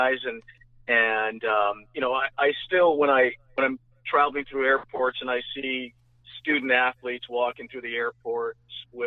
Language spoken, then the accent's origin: English; Northern California, United States; Growing up in Northern Cal